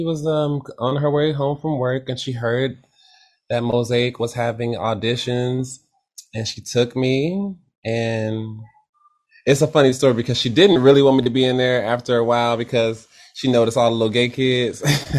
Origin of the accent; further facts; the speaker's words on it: Detroit, Michigan, United States; Yes, I am.